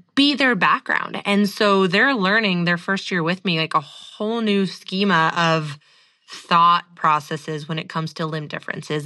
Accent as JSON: {"language": "English", "area": "the Northwest", "region": "Pacific Northwest", "country": "United States", "tie": "born or raised there", "said": "growing up in the Northwest"}